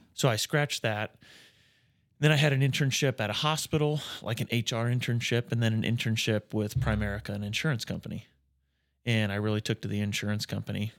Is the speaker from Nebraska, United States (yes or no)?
yes; Atkinson, Nebraska, United States; moved away as an adult; also born or lived in Iowa; now in Norfolk, United States; So I grew up in Atkinson